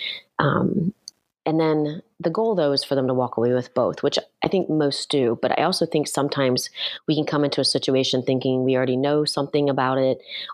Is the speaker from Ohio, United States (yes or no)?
yes; Ohio, United States; moved away; I grew up in Ohio